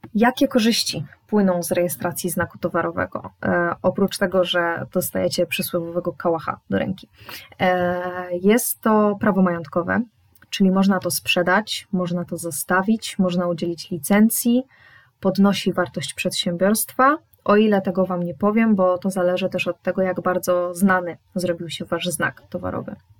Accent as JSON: {"language": "Polish", "town": "Poznań", "region": "Greater Poland", "country": "Poland", "said": "jestem z Poznania"}